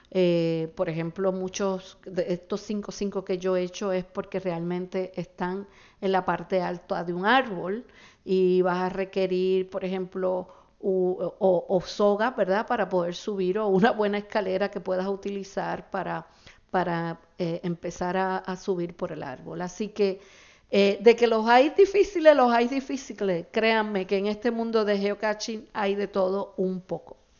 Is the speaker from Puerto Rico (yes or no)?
yes; Puerto Rico